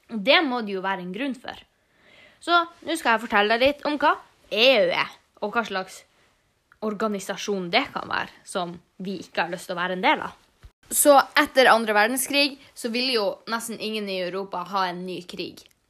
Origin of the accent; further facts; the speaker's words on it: Norway; Vi har en ganske europeisk kultur, selv om vi er jo norsk